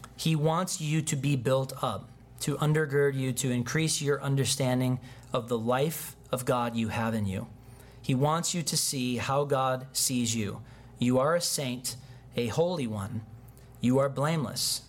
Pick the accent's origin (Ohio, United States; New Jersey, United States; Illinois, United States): Illinois, United States; Chicago; I'm from Chicago